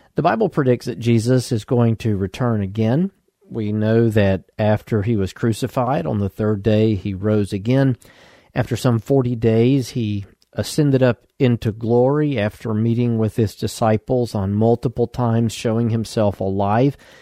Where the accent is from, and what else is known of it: United States; born or raised there